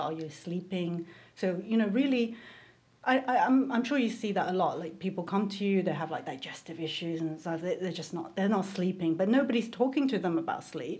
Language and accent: English; Taiwan; moved away; I grew up in Taiwan where they, you know, pesticides everywhere